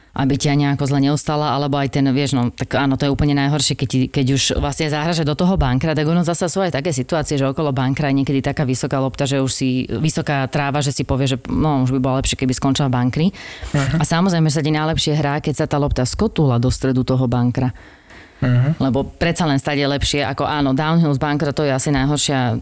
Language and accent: Slovak; Slovakia; sme všetci Slováci